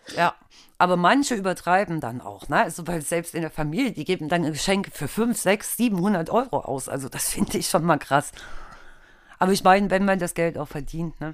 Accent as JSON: {"language": "German", "town": "Altena", "region": "North Rhine-Westphalia", "country": "Germany", "said": "wir kommen ja alle aus, aus Altena"}